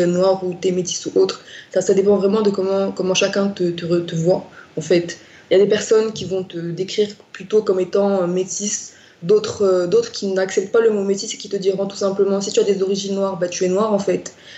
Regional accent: Morocco; moved away as an adult; now in Grenoble, France; je suis marocaine. j'ai vécu une grande partie de ma vie au Maroc, donc près de 18 ans de ma vie au Maroc

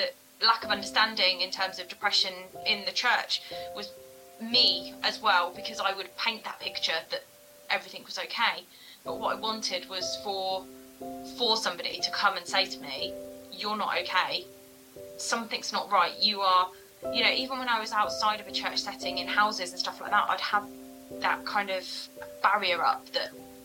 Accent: Bridgend, Wales, United Kingdom; also born or lived in Wolverhampton; So I was born in Wolverhampton back in September 1988. I'm the eldest of four girls as well, my poor dad. And from there, we moved over to Bridgend, over to South Wales

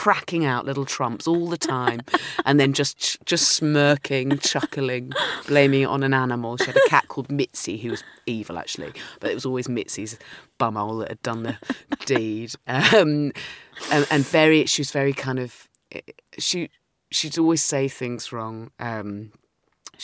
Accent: Dorset, South West England, United Kingdom; I grew up in Dorset

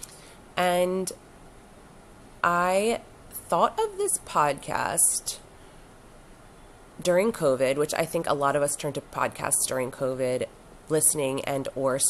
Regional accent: Wilmington, Delaware, United States; also born or lived in Southern Florida; born and raised in Wilmington, Delaware

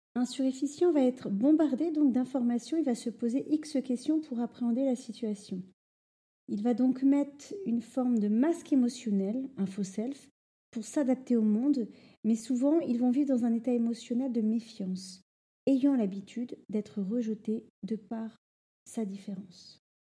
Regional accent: Normandy, France; moved away as an adult; also born or lived in Rouen; now in Paris, France; j'ai grandi en Normandie

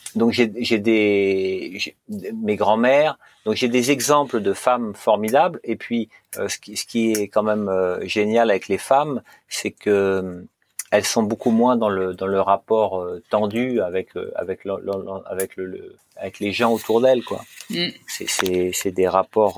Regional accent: Normandy, France; je suis normand

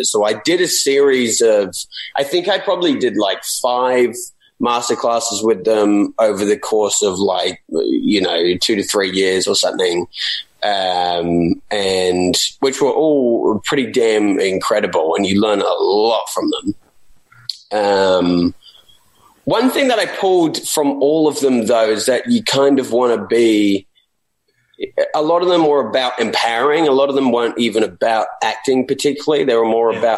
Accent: Australia; maybe especially as an Australian

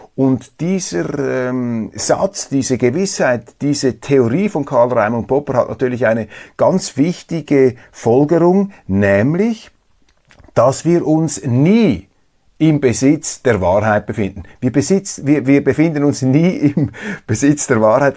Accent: Switzerland; als Schweizer

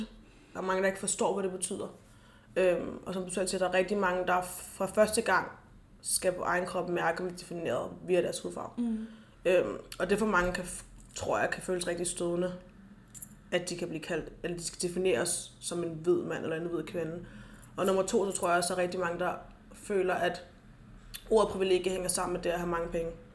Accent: Denmark; jeg er født i Danmark, men jeg, er, jeg har rødder i Gambia

